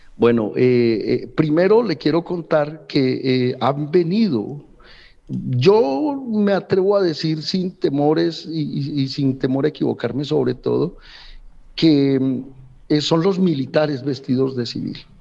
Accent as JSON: {"language": "Spanish", "country": "Colombia", "said": "somos hermanos, somos sangre colombiana"}